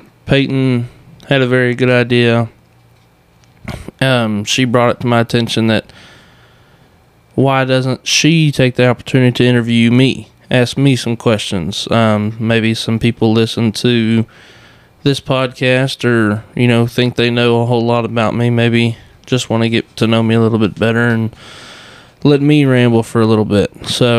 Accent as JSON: {"language": "English", "town": "Iola", "region": "Texas", "country": "United States", "tie": "born or raised there", "also_born_or_lived": "Bryan, Texas / Arkansas", "said": "Born in Bryan, grew up in Iola. Been in Grimes County my entire life, so pretty much just tell people I'm from Iola"}